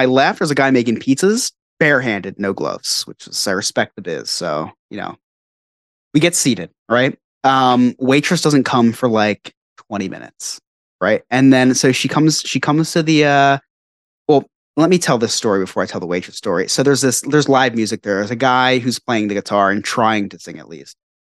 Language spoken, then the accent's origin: English; Northeast, United States; We're from the Northeast. We're from the suburbs, right outside the city.